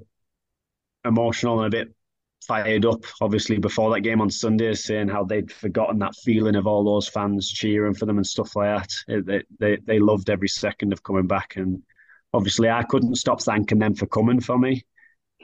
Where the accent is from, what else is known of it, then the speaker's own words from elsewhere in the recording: Billingham, North East England, United Kingdom; now in Sheffield, United Kingdom; I'm from the Northeast. I'm proud to be from Billingham.